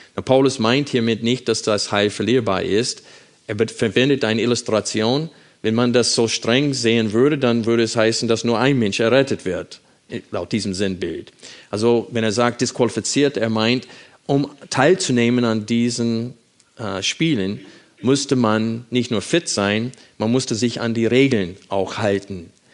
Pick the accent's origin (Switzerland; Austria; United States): United States; moved away; wenn ich meine Heimat besuche